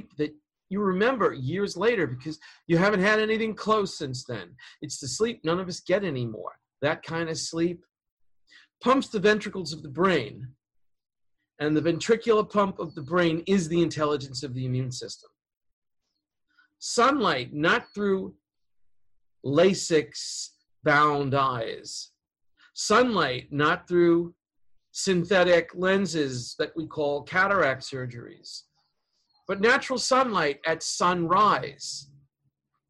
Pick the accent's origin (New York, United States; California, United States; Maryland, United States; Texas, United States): New York, United States; New York City; I'm from Queens. Elmhurst. I was born in that hospital